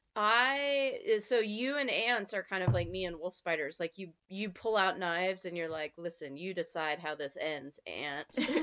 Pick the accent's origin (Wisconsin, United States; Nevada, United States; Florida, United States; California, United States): Nevada, United States; eastern; moved away; I grew up on the eastern side of Nevada